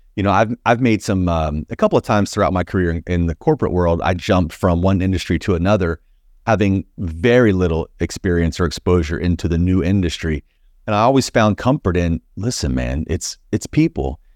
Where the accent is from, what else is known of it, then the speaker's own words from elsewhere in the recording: Plant City, Florida, United States; I grew up in a small, small town called Plant City, Florida